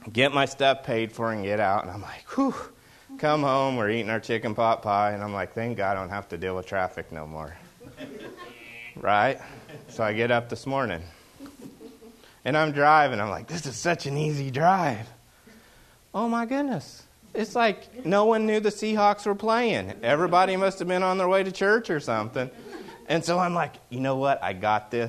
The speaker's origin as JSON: {"language": "English", "region": "the South", "country": "United States", "tie": "born or raised there", "moved": "yes", "lives_now": "Pacific Northwest, United States", "said": "I grew up in the South"}